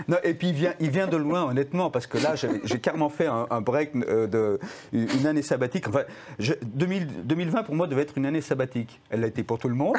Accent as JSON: {"language": "French", "country": "France", "said": "quand on est français"}